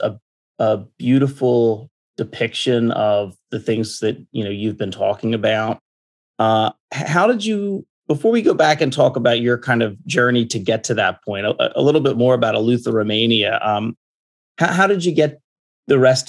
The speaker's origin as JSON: {"language": "English", "country": "United States", "tie": "born or raised there", "said": "me growing up in America"}